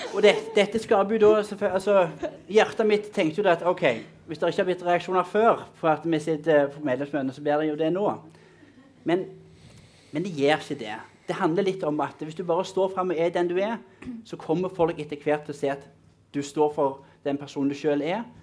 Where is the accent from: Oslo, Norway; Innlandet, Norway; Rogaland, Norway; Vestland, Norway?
Rogaland, Norway; Mosterøy; jeg er fra Mosterøy.